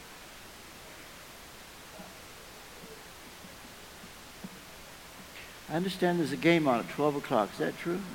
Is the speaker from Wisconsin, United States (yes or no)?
no; Kentucky, United States; moved away as an adult; also born or lived in England; I'm from Kentucky. And I grew up here, but we went to England back in 1973 and virtually lost contact with our own country.